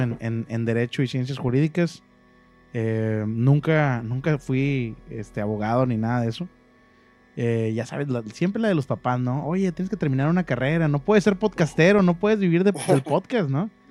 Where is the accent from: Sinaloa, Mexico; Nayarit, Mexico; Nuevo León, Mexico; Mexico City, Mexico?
Nuevo León, Mexico; Monterrey; moved away as an adult; now in Ciudad Mante, Mexico; yo originalmente yo nací en Monterrey, viví casi toda mi vida en Monterrey.